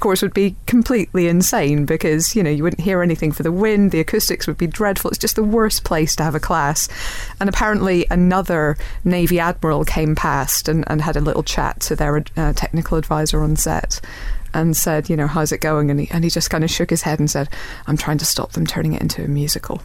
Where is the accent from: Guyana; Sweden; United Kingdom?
United Kingdom; Northern Ireland; as a Northern Irish person